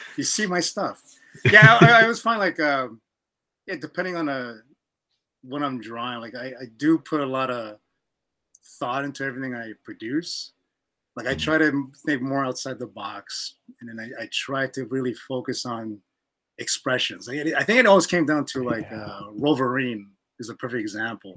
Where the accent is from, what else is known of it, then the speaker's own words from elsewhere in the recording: Canada; I'm from Canada